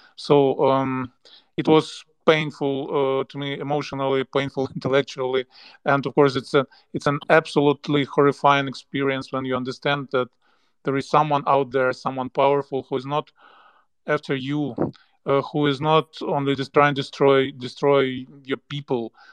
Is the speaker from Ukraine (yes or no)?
yes; Ukraine; to be home